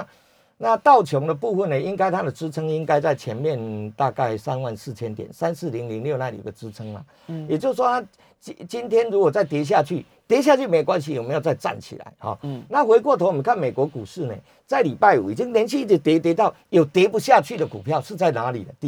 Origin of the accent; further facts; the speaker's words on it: Taiwan; 因为我们台湾人哦不怕美股跌，怕疫情失控。